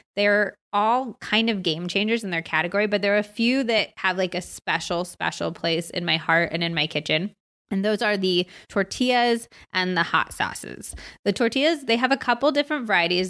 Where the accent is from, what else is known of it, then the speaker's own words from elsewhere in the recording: United States; also born or lived in California / Arizona; I grew up in California and Arizona, so I grew up obsessed with quesadillas and tacos and enchiladas and all